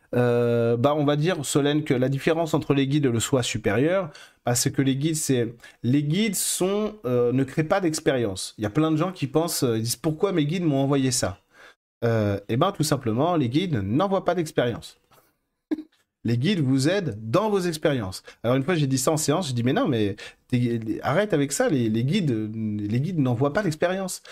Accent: France; je suis français

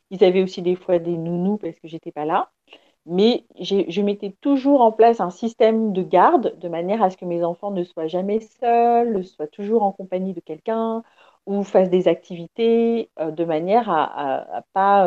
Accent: Paris, Île-de-France, France; je suis née à Paris

